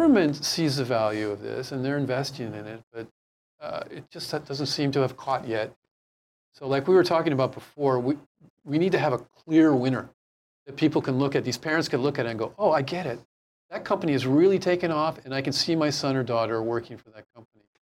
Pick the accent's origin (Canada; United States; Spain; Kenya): United States; San Francisco Bay Area, California; now in Hawaii, United States; I'm from the Bay Area, but I spent a great deal of time here in Hawaii